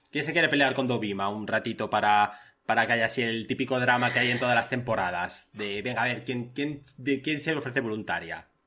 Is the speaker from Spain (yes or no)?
yes; Spain; Yo soy español, mucho español.